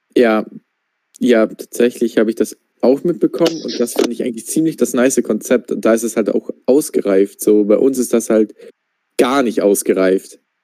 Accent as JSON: {"language": "German", "country": "Austria", "said": "ich komme ja aus, äh, ich komme ja aus Österreich"}